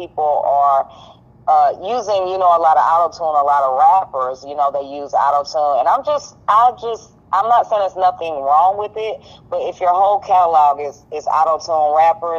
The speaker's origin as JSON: {"language": "English", "town": "Greenville", "region": "South Carolina", "country": "United States", "said": "I am from Greenville, South Carolina"}